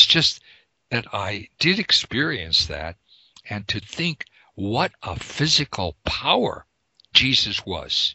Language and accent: English; Pennsylvania, United States; also born or lived in Sechura Desert, Peru; I'm from Pennsylvania